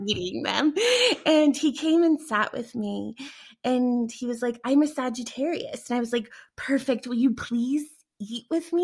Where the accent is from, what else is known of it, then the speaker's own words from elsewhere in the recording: Denver, Colorado, United States; I'm from Denver